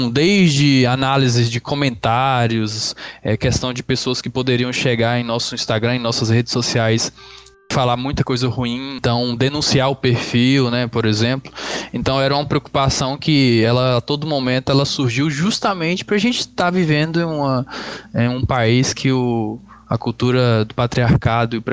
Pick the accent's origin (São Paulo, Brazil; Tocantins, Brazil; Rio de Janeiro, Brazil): Tocantins, Brazil; now in Goiânia, Brazil; É, eu sou do Tocantins, mas moro aqui em Goiânia tem mais